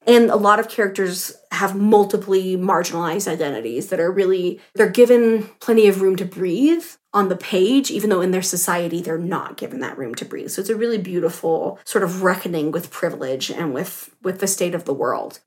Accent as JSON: {"language": "English", "region": "Southwest", "country": "United States", "tie": "born or raised there", "said": "growing up in the Southwest"}